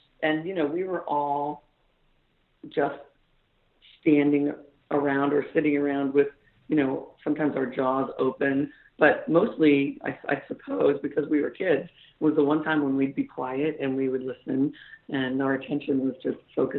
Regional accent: Antioch, California, United States; I grew up in Northern California, Antioch, California, little tiny blue-collar factory town.

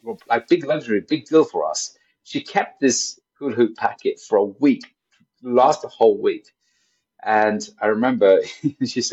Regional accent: Pakistan; now in United Kingdom; I grew up in Pakistan.

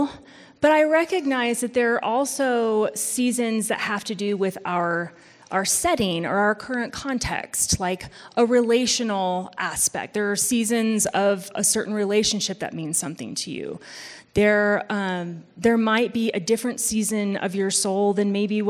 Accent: Missouri, United States; moved away; I'm from Missouri, and so we do have four proper seasons

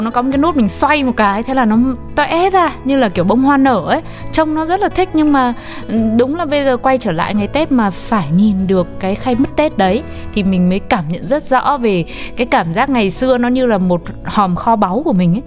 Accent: Ho Chi Minh City, Vietnam; also born or lived in Northern Vietnam; mình quê gốc Bắc đấy, nhưng mà mình được sinh ra ở trong thành phố Hồ Chí Minh

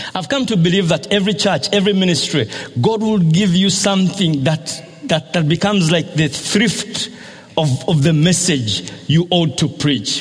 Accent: Busega, Central Region, Uganda; I'm coming from Busega in Uganda

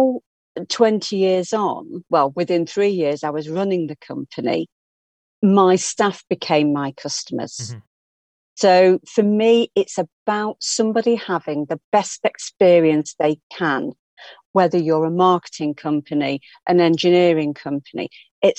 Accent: Blackpool, North West England, United Kingdom; moved away; I was born and bred in Blackpool

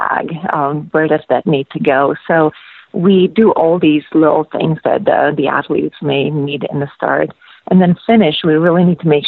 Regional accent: Slovakia; moved away as an adult; also born or lived in Anchorage, Alaska / Seattle / Texas; now in Alaska, United States; I'm originally from Slovakia, and I spent 5 years on the Czechoslovakian national team, and I was actually recruited from a university back home in Slovakia

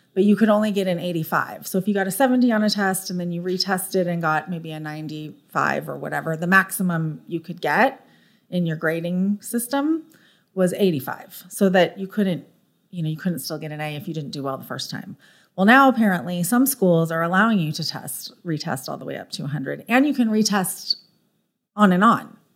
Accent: Orange County, California, United States; moved away as an adult; also born or lived in San Diego, United States; now in Frisco, United States; I lived in Southern California my whole life. I grew up in Orange County, went to school in San Diego

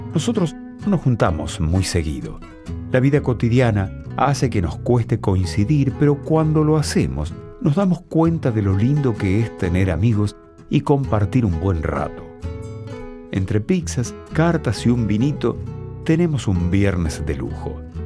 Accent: Argentina; una bebida que nos representa como argentinos

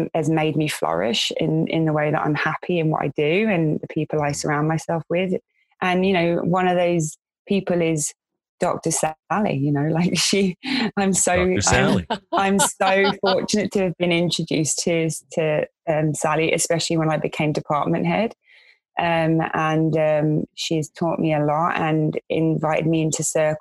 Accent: London, United Kingdom; moved away as an adult; In my area where I grew up in West London, it was you go to college, you get a trade

